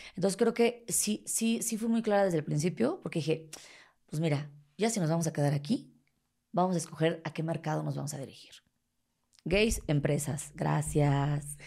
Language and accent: Spanish; Mexico City, Mexico; accent: chilango; soy chilanga, que soy de la Ciudad de México